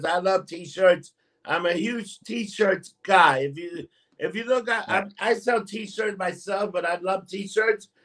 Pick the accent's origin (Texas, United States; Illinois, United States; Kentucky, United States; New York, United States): New York, United States; New York City; We're from New York City